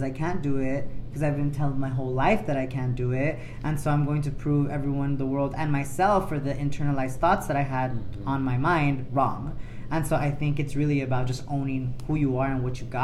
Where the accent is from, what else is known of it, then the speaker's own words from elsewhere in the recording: Los Angeles, California, United States; I grew up closer to Manchester